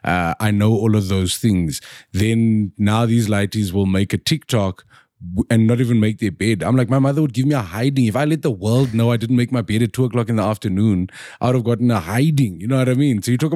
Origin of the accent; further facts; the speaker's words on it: South Africa; I am more South African than anybody.